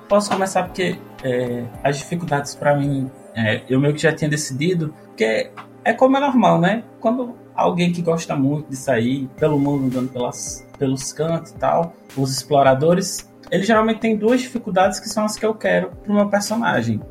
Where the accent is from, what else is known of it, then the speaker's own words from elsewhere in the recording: Natal, Rio Grande do Norte, Brazil; now in Brasília, Brazil; eu sou lá de Natal, mas atualmente mora em Brasília